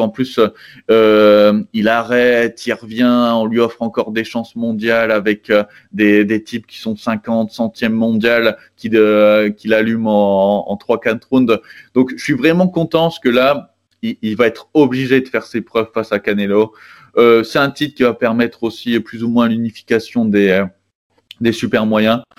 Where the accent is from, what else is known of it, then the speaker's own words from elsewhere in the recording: Arras, Hauts-de-France, France; je suis originaire, euh, du, nord de la France, quoi, d'Arras